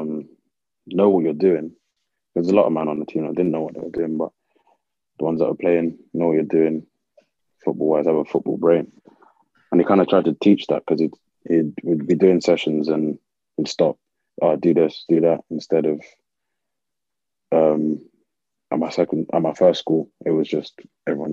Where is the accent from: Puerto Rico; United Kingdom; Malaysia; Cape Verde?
United Kingdom; London; also born or lived in North Carolina / Tennessee; I'm a Londoner from through and through, so going from London, big city, to middle of nowhere, North Carolina, or middle of nowhere, Tennessee, was a big shock.